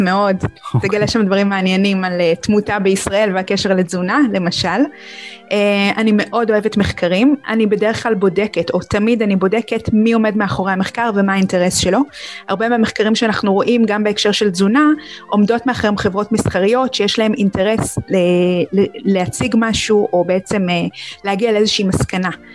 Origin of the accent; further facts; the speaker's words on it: Israel; שאנחנו צורכים כישראלים